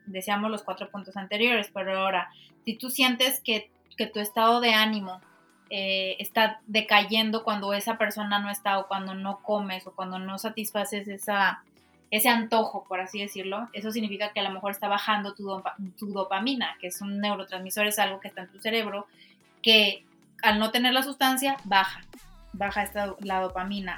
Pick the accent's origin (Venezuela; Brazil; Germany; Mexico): Mexico; como mexicanos